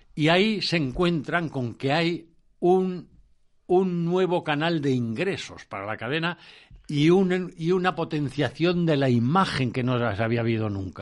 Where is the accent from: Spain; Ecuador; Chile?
Spain; Valdemoro, Community of Madrid; mi pueblo, Valdemoro, me pasó un comunicado por el que me acababan de nombrar hijo predilecto de la villa de Valdemoro